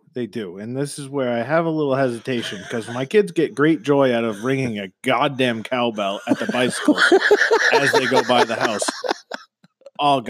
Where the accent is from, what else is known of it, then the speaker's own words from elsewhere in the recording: Maine, United States; we're from Maine